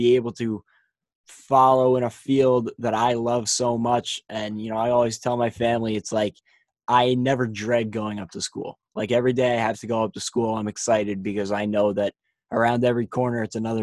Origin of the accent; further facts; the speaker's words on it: Wood-Ridge, New Jersey, United States; I am from Woodridge, New Jersey. I played baseball and basketball there for 4 years